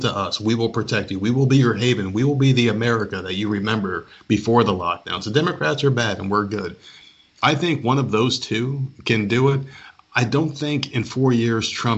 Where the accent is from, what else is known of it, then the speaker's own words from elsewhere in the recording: New Jersey, United States; we're both from Jersey